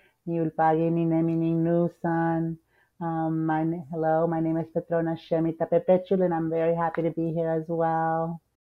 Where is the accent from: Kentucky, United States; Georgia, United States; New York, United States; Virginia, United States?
Virginia, United States; born or raised there; also born or lived in San Salvador, El Salvador / New Jersey; now in Washington, D.C., United States